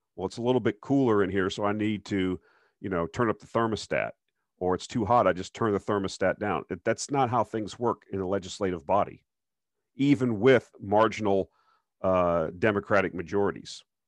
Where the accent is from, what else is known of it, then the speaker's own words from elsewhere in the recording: South Florida, United States; I grew up in South Florida